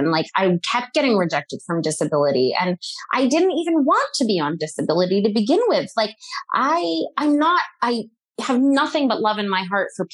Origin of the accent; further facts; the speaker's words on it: New England, United States; I grew up in New England